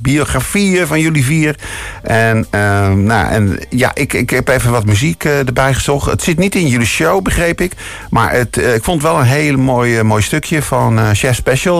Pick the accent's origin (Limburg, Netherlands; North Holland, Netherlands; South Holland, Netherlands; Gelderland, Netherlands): North Holland, Netherlands; Purmerend; mijn geboorteplaats eh, Purmerend